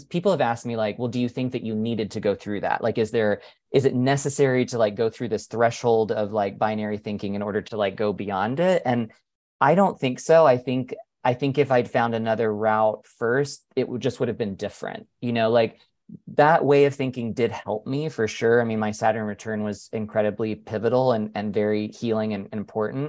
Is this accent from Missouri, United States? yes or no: no; North Carolina, United States; I was raised Southern Baptist in North Carolina